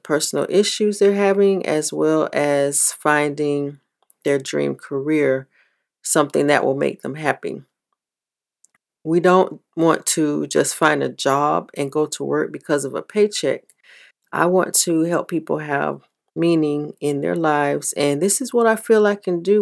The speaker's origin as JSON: {"language": "English", "region": "the South", "country": "United States", "tie": "born or raised there", "said": "Growing up in the South"}